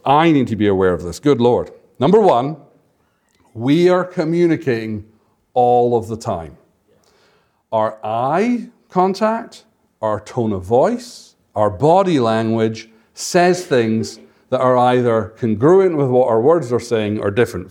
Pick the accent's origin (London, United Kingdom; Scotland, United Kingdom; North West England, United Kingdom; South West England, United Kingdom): Scotland, United Kingdom; moved away; I'm from Scotland